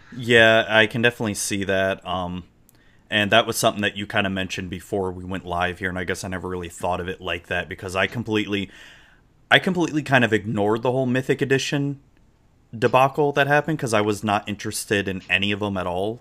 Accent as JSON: {"language": "English", "region": "Florida", "country": "United States", "tie": "born or raised there", "accent": "southern drawl", "said": "I was born in Florida, so I was y, Southern raised, but with Yankee parents"}